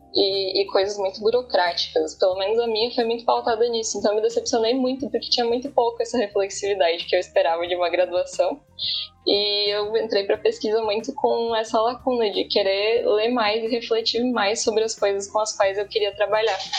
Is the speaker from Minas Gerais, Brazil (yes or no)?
no; Bento Gonçalves, Rio Grande do Sul, Brazil; moved away as an adult; also born or lived in Santa Maria; now in Santa Catarina, Brazil; eu sou do Rio Grande do Sul e passei uma boa parte da minha vida lá. É, eu, eu nasci em Bento Gonçalves